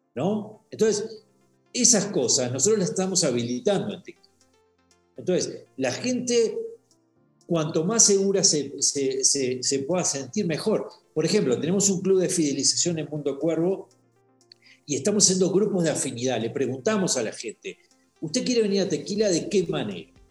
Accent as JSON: {"language": "Spanish", "country": "Uruguay", "also_born_or_lived": "Washington", "moved": "as an adult", "lives_now": "Mexico", "said": "soy uruguayo. Este, vivo hace 18 años en, este, en México"}